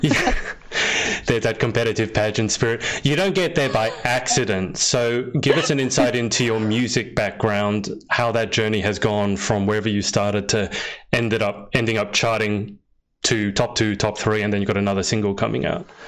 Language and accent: English; Australia; I'm from Australia